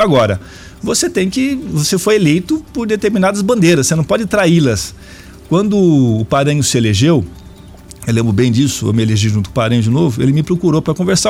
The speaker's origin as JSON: {"language": "Portuguese", "town": "Araraquara", "region": "São Paulo", "country": "Brazil", "moved": "yes", "lives_now": "Cascavel, Brazil", "said": "sou de Araraquara"}